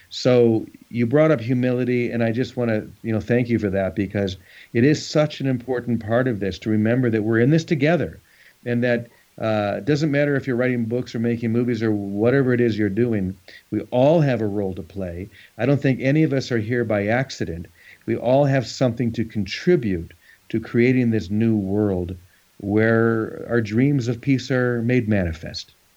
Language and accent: English; United States; being an American